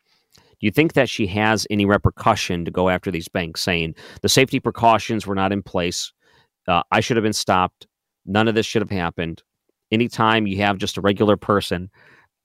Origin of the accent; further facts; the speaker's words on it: Detroit, Michigan, United States; moved away; I grew up in Detroit